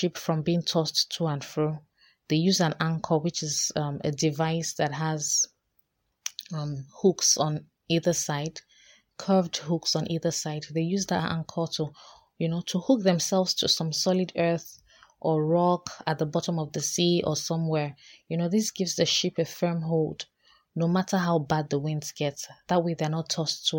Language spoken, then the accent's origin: English; Nigeria; also born or lived in Lagos; as a Nigerian living here in Lagos.